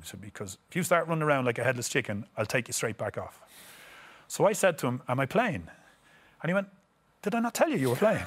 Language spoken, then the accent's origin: English; Ireland; moved away; being these Irish stars, that when we come home to Ireland